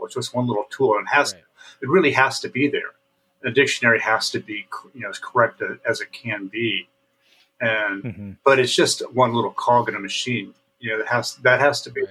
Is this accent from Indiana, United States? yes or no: yes; Central Indiana, United States; my immediate culture of growing up in Central Indiana